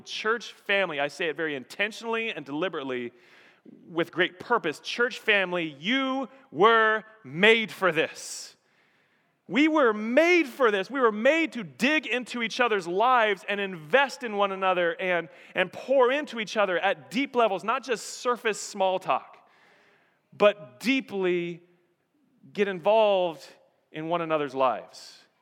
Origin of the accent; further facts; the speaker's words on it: Colorado, United States; moved away as an adult; also born or lived in Texas / Nevada; I was born and raised in Colorado, grew up in Colorado, was there for several years through college